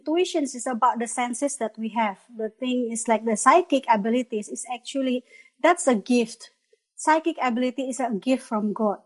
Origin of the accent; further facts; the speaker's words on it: Bandung, West Java, Indonesia; moved away as an adult; also born or lived in Malaysia / Würzburg, Germany; now in Veitshöchheim, Germany; I am actually Indonesian. I am coming from Bandung, Indonesia. Orang Sunda